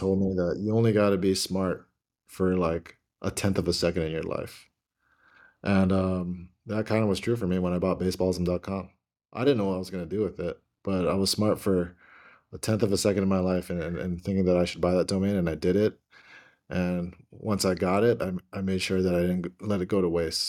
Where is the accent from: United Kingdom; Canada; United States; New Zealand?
United States; Hawaii; moved away as an adult; also born or lived in Oregon; I'm from Hawaii